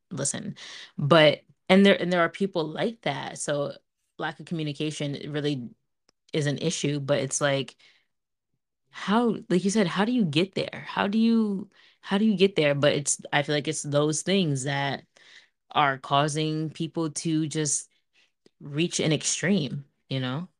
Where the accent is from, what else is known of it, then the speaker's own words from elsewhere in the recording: Montville, United States; growing up in Montville, I fucking loved my neighbors